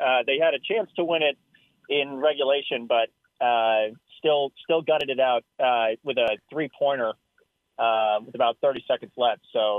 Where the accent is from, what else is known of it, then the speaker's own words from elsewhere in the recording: Franklin, Wisconsin, United States; also born or lived in Tallahassee, Florida; Wisconsin area. I'm from Milwaukee, a little suburb outside of there called Franklin.